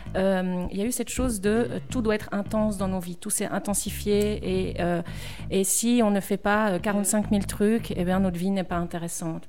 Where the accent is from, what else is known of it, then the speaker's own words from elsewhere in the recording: Neuchâtel, Switzerland; je suis neuchâteloise